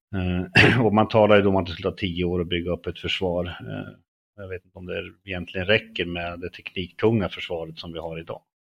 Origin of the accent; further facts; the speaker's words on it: Löa, Örebro County, Sweden; född och uppväxt i norra Örebro län i en liten, liten by som heter Löa